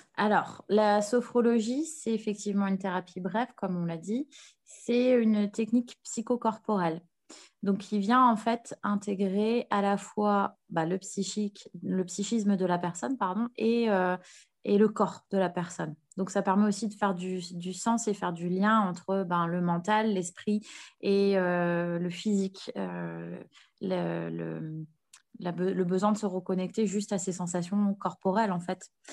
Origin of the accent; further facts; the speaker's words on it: Nord, Hauts-de-France, France; moved away; also born or lived in Paris, France / Canada; je me suis réinstallée sur l'île, vu que je suis originaire du Nord